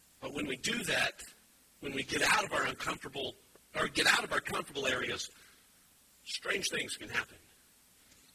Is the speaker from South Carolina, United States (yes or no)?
no; Wyoming, United States; now in Indiana, United States; I'm originally from Wyoming